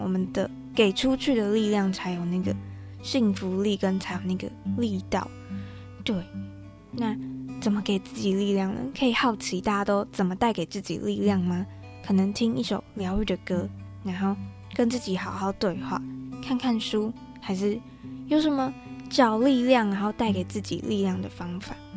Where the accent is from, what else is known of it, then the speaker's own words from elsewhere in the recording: Tainan, Taiwan; 因为我们都是台南人，就我跟 Rebecca 都是台南人